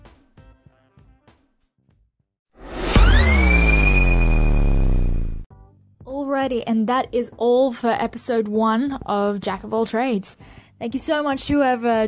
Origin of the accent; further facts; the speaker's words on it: Australia; I'm the Aussie girl with a big mouth